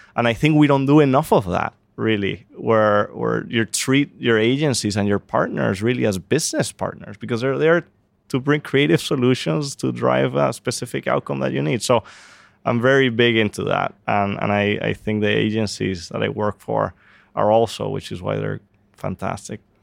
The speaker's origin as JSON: {"language": "English", "country": "Venezuela", "moved": "yes", "said": "I'm from Venezuela"}